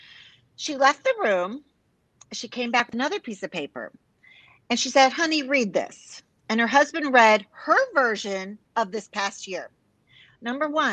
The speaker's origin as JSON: {"language": "English", "town": "Chicago", "region": "Illinois", "country": "United States", "moved": "yes", "lives_now": "Texas, United States", "said": "I live in Texas. I'm proud Texan for, gosh, 30 years, originally from Chicago, big Italian family"}